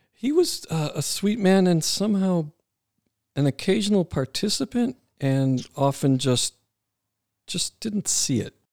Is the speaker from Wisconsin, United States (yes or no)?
yes; Wisconsin, United States; There was a lot of great things about growing up in Wisconsin